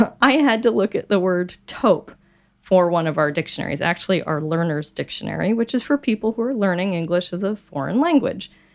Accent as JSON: {"language": "English", "town": "Wheat Ridge", "region": "Colorado", "country": "United States", "tie": "born or raised there", "said": "I grew up in the city of Wheat Ridge"}